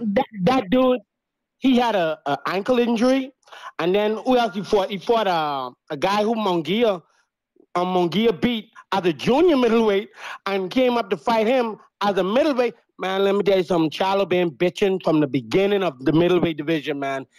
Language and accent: English; Bahamas; I'm from the Bahamas